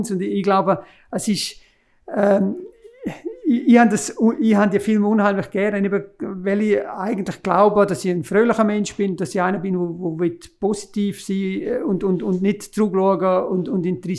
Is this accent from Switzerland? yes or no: yes; Graubünden, Switzerland; Das Heidi ist, ist natürlich als, als Bündner, haben wir natürlich eine Verbundenheit mit dem Heidi.